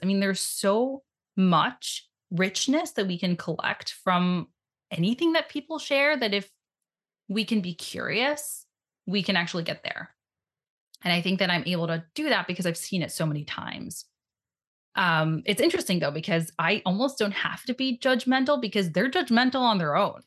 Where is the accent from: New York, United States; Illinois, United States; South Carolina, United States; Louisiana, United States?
New York, United States; New York City; I grew up in Brooklyn, New York